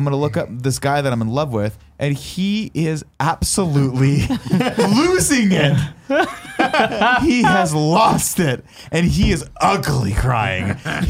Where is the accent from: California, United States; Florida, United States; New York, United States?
California, United States; San Francisco; San Francisco, California.